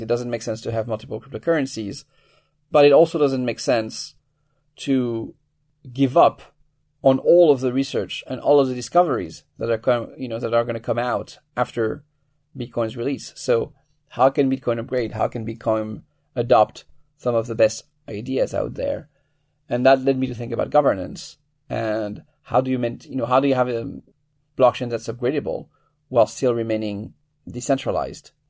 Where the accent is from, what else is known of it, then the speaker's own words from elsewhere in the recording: France; moved away as an adult; now in United States; I was, uh, born and raised in France. I, uh, moved to the U S in my early twenties